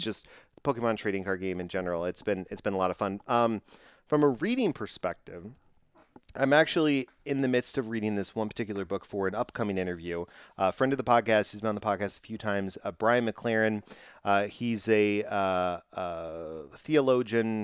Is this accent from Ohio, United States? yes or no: no; Texas, United States; I'm from Texas